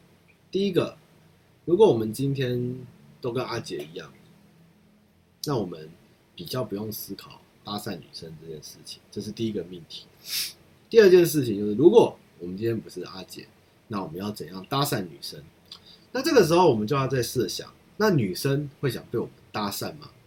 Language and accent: Chinese; United States; 我会说，我是一个从美国回来的 ABC，我这在台湾没有烤过肉，那我今天经过这边，可不可以跟你们一起烤个肉？那对，就是我想要带这些回忆回到美国去，因为我从小在美国是不烤肉的